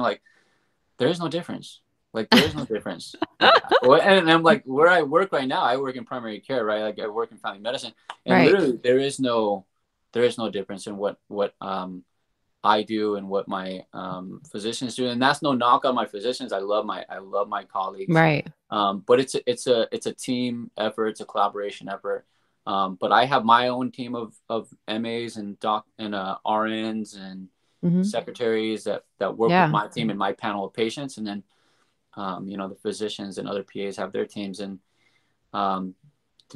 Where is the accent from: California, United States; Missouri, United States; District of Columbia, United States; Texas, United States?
California, United States; San Bernardino; moved away as an adult; now in Sacramento, United States; I'm not from Sacramento, I'm from San Bernardino. I ended up in Sacramento